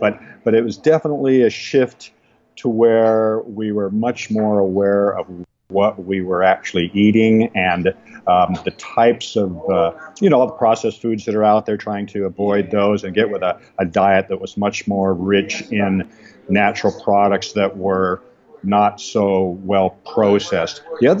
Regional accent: Pacific Northwest, United States; Well, I was born and raised in the Pacific Northwest, and we're evergreen there.

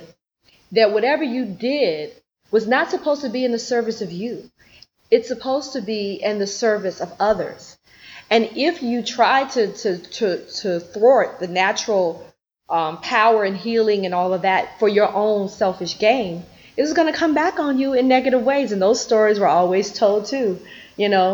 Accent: Memphis, Tennessee, United States; I grew up, of course, in Memphis in the South

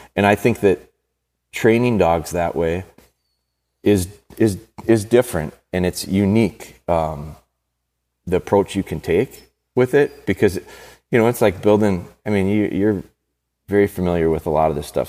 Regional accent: Green Bay, Wisconsin, United States; my hometown, Green Bay

